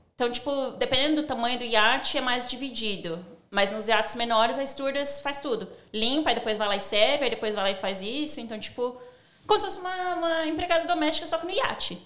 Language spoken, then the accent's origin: Portuguese; São Paulo, Brazil; moved away as an adult; also born or lived in United States / Dubai / Ireland / Spain; now in Sydney, Australia; eu sou do Grajaú. Grajaú não tem, tipo, pessoas ricas, né?